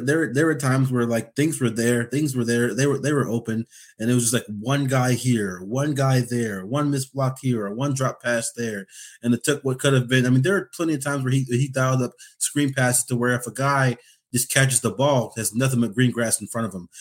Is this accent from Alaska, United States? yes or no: yes; Alaska, United States; I usually say nine oh seven. That's, that says I'm from Alaska